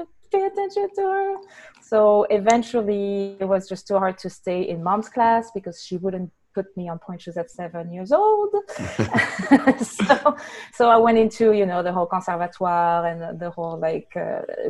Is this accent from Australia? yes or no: no; France; accent: French; English is a second language; moved away; with my accent, I am French, born and raised.